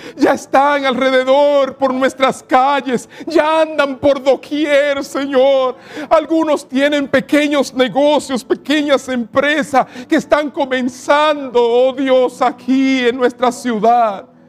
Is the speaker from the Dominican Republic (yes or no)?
yes; Cibao, Dominican Republic; mi tierra, en el Cibao